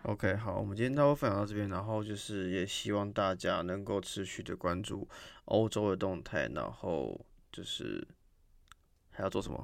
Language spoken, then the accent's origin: Chinese; Taiwan; 我们台湾人